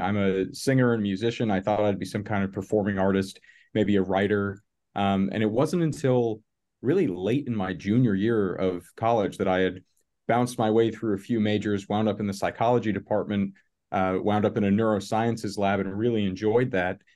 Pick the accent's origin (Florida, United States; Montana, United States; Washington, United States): Florida, United States; northern; now in Chicago, United States; I grew up in Florida, in northern Florida, which is essentially southern Georgia